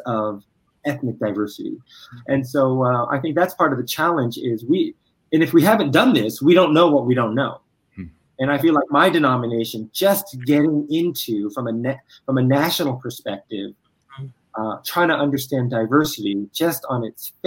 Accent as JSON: {"language": "English", "region": "Virginia", "country": "United States", "tie": "born or raised there", "said": "I was born in Virginia"}